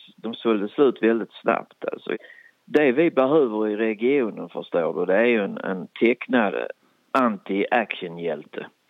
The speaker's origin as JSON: {"language": "Swedish", "region": "Skåne", "country": "Sweden", "accent": "Österlen bygdemål / Skånska", "said": "Jag kan prata både bygdemål och skånska"}